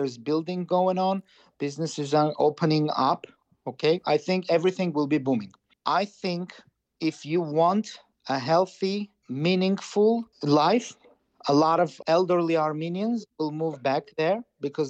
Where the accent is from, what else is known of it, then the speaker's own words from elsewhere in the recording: Karabakh, Azerbaijan; I'm from Karabakh. Yeah, you have to understand. I'm Karabakhtsi.